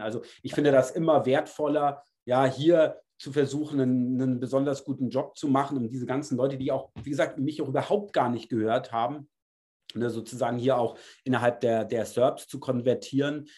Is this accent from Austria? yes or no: no; Germany; ich bin Deutscher